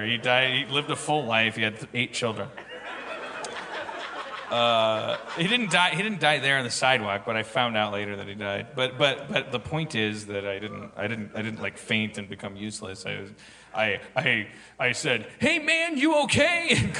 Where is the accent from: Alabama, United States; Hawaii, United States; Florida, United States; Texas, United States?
Texas, United States; Austin; Like, I'm from Austin, so it's a cowboy hat.